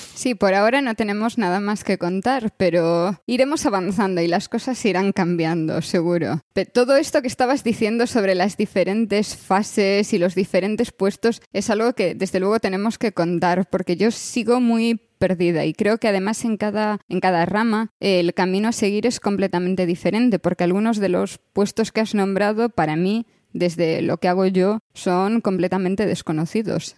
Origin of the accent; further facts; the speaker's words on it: Vilagarcía de Arousa, Galicia, Spain; also born or lived in Santiago de Compostela; yo soy gallega y eso no lo puedo, no lo puedo esconder demasiado. Nací en Vilagarcía de Arousa